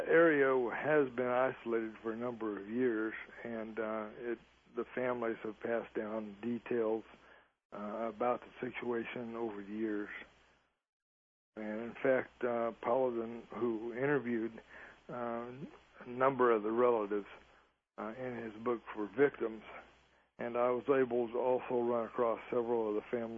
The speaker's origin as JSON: {"language": "English", "region": "Midwest", "country": "United States", "tie": "born or raised there", "also_born_or_lived": "the South", "moved": "yes", "said": "I was born and raised in the Midwest, too, and moved to the South"}